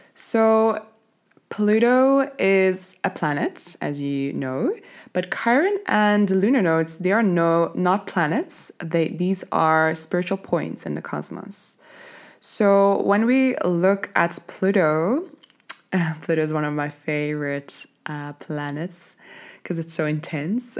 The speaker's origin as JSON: {"language": "English", "country": "Belgium", "moved": "as an adult", "lives_now": "Cape Town, South Africa", "said": "I'm originally from Belgium, but I live in Cape Town."}